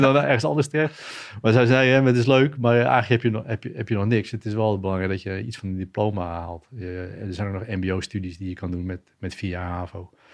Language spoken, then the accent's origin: Dutch; Schagen, North Holland, Netherlands; also born or lived in Perpignan, France; opgegroeid in Schagen, plaatsje in Noord-Holland. Geboren in Frankrijk.